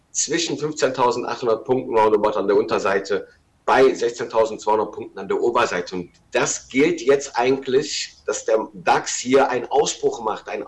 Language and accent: German; Rhineland, Germany; eine Divergenz für mich als Rheinländer